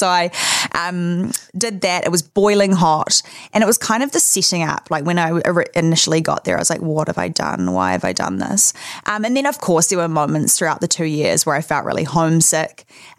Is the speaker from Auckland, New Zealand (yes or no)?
yes; Auckland, New Zealand; moved away as an adult; also born or lived in Los Angeles, United States; I grew up in Auckland, Remuera, with my family, mum, dad, sister, dog. Went to school in Auckland. And then at the age of 18, I moved to Los Angeles.